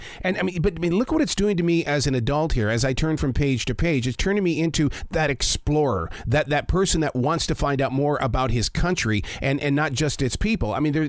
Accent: Billings, Montana, United States; moved away; also born or lived in Pacific Northwest; I grew up in Billings, Montana, where we had the sandstone cliffs. They called them the rims.

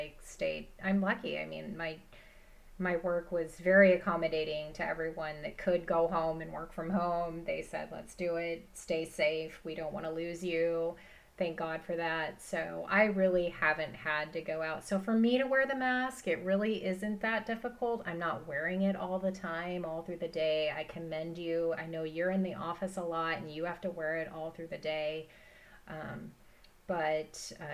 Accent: Southern Oregon, United States; moved away; growing up in Southern Oregon

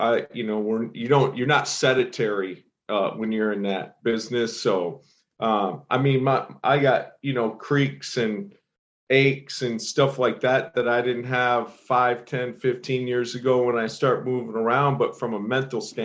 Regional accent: Belding, Michigan, United States; moved away; I grew up in Belding. For the people listening who don't know where that's at, that's a town of about 4,500 people, situated between Grand Rapids, Michigan, and Lansing, Michigan

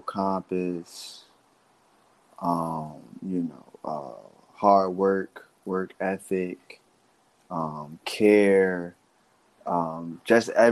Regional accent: Philadelphia, Pennsylvania, United States; I'm from Uptown in Philadelphia

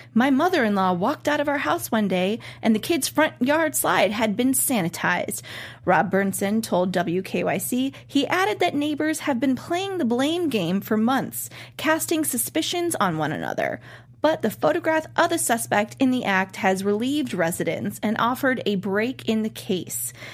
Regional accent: Cleveland, Ohio, United States; my hometown of Cleveland, Ohio

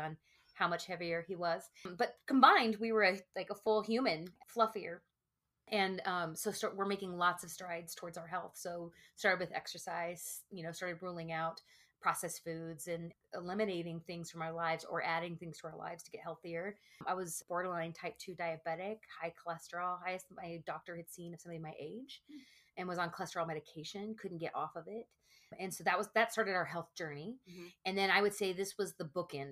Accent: the South, Texas, United States; born and raised in the South, talking like Texas

